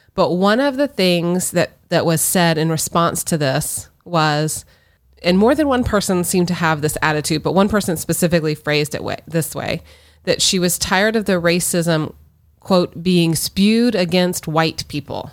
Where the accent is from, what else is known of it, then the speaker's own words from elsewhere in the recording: Florida, United States; both born and raised in Florida